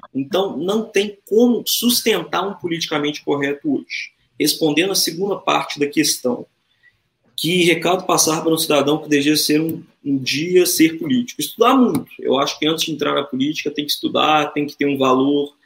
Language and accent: Portuguese; Brazil; also born or lived in Minas Gerais; a gente tem orgulho de ser brasileiro